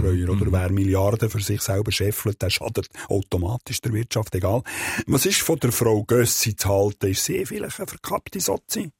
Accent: Switzerland; Als äh, Schweizer Satiriker

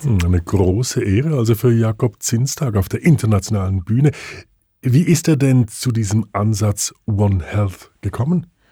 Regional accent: Switzerland; Bei uns in der Schweiz

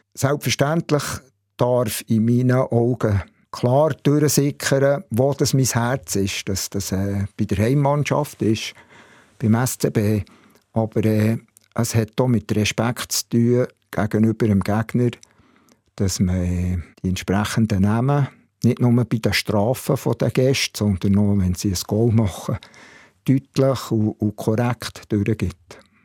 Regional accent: Bern, Switzerland; Ich bin in der Tiefenau im Areckli aufgewachsen, in Bern

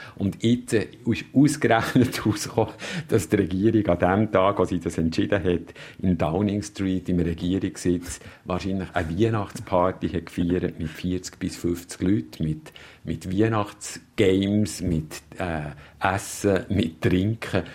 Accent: Bern, Switzerland; moved away as an adult; now in London, United Kingdom; als äh, Berner Protestant irgendwie oder mit einer Berner protestantischen Vergangenheit

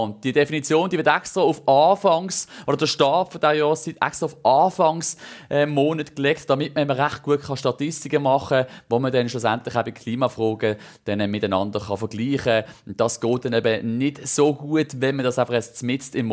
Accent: Switzerland; auch bei uns in der Schweiz

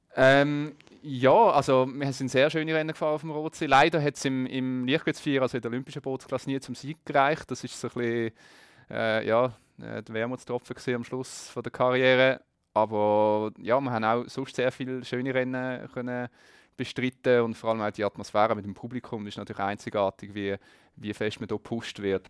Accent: Geneva, Switzerland; Ich bin in Genf aufgewachsen, nicht gerade am See, aber doch in Reichweite mit dem Velo zu erreichen

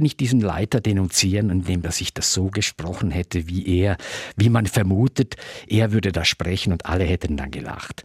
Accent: Tamins, Graubünden, Switzerland; also born or lived in Chur; Also ich bin in Tamins aufgewachsen und dann sind wir mit 14 sind wir dann nach Chur gezogen

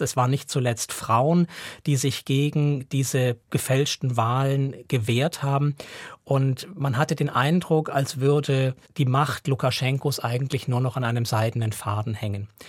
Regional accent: Switzerland; also born or lived in Russia; hier bei uns in der Schweiz

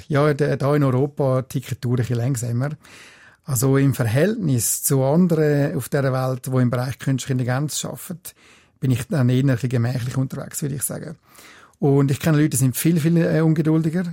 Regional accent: Switzerland; also born or lived in United States; Wir in der Schweiz

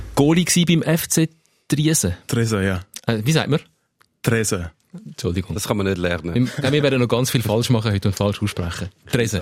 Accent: Switzerland; als, als Schweizer

